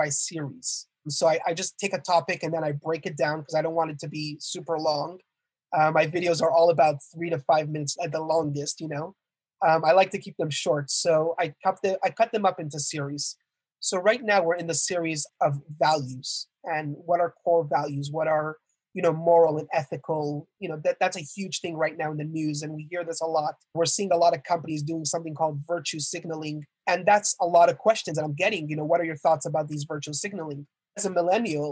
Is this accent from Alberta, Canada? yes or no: no; Montreal, Quebec, Canada; So I was born and raised in Montreal, Canada, actually